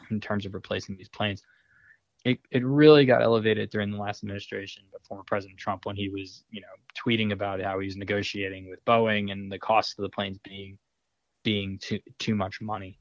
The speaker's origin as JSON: {"language": "English", "area": "Long Island", "region": "New York", "country": "United States", "moved": "yes", "said": "I'm I'm from Long Island"}